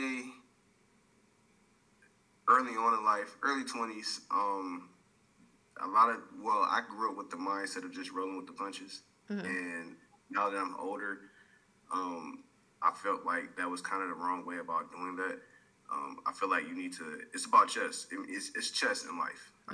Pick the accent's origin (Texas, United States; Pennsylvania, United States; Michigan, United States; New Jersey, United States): Michigan, United States; Detroit; now in Arizona, United States; I'm actually from Detroit, Michigan. I live in Arizona